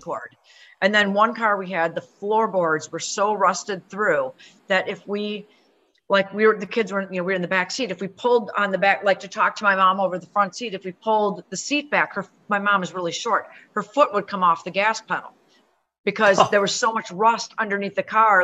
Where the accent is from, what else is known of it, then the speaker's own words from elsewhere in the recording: Minneapolis, Minnesota, United States; moved away as an adult; now in Buffalo, United States; I'm originally from Minneapolis. So I grew up in Minneapolis and moved here when I got married